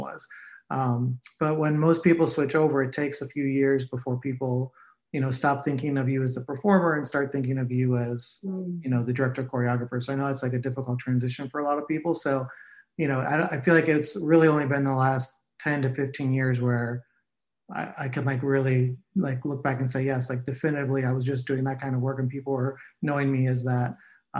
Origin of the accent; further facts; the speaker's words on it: Cleveland, Ohio, United States; moved away as an adult; also born or lived in New York; I grew up in Cleveland, Ohio, and went to school for musical theater and moved to New York like most people